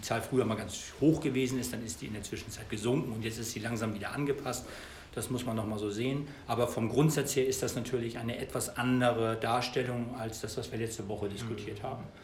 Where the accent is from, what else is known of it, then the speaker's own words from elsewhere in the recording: Germany; meine persönliche Situation im Zusammenhang mit Brexit als Deutscher